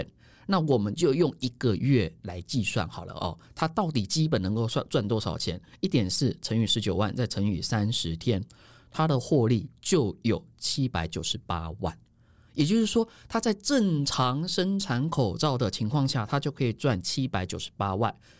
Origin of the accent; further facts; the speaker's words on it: Taiwan; 你以为我们台湾人是随着说嘎走哎吼，